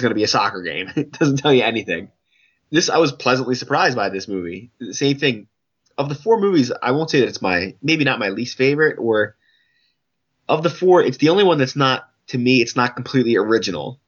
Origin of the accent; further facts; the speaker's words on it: United States; an American point of view